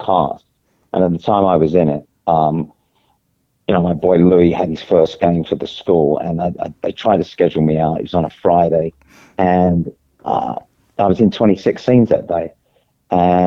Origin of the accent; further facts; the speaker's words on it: London, United Kingdom; I grew up in the East End